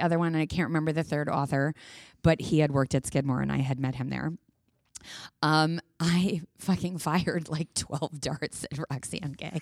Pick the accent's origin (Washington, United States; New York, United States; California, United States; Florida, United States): New York, United States; being a New Yorker and being our personality type